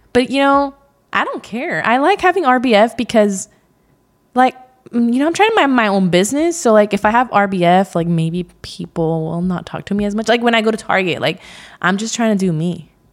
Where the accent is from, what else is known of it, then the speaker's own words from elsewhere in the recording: Central Valley, California, United States; I was raised in the Central Valley in California.